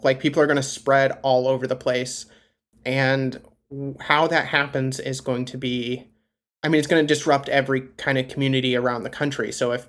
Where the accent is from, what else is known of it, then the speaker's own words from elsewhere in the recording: near Gary, Indiana, United States; growing up kind of near that area, and you just see, like, you know, especially growing up in the Rust Belt